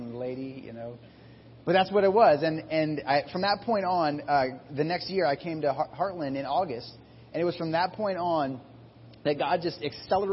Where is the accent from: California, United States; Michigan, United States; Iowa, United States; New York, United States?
Iowa, United States; I grew up in Iowa